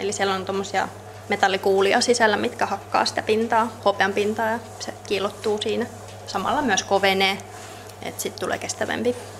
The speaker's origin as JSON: {"language": "Finnish", "town": "Helsinki", "region": "Uusimaa", "country": "Finland", "moved": "yes", "said": "Mä oon Helsingistä kotoisin"}